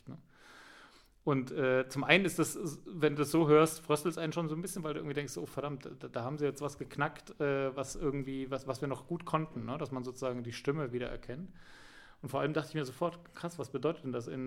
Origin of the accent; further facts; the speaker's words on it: Bavaria, Germany; Ja, ja, genau, aber ich bin geboren und aufgewachsen im Allgäu, ne?